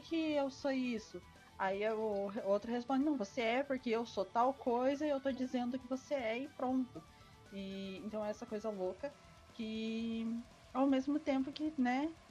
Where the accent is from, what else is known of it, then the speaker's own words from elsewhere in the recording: Paraná, Brazil; eu sou paranaense